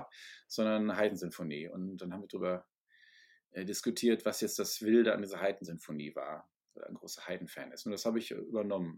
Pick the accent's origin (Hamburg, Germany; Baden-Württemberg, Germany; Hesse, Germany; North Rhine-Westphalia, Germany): North Rhine-Westphalia, Germany; Ruhr area; also born or lived in Essen; ich bin, wie gesagt, im Ruhrgebiet zur Schule gegangen